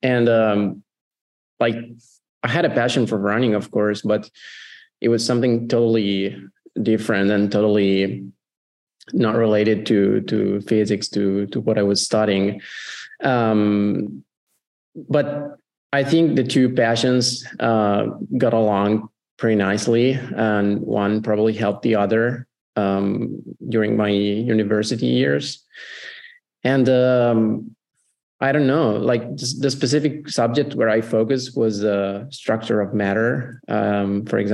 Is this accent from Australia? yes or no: no; Italy; also born or lived in Como; I'm from Italy